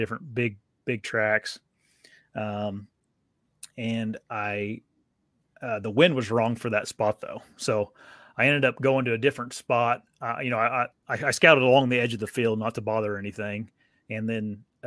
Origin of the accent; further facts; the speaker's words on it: Indiana, United States; I'm from Indiana